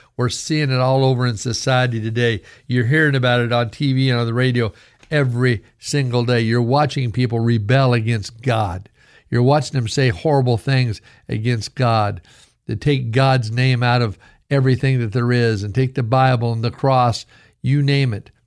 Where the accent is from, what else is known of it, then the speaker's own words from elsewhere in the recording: Idaho, United States; growing up in Idaho when I was in my oh eight, nine, ten years old